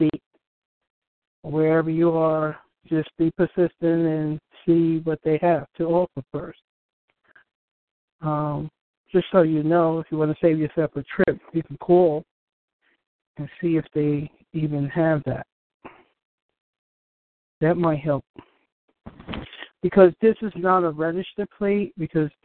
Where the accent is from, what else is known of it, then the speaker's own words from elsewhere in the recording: New York, United States; I'm from New York